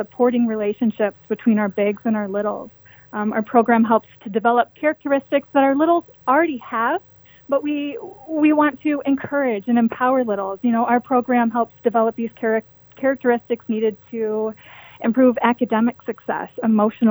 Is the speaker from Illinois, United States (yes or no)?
no; Kalamazoo, Michigan, United States; I am originally from Kalamazoo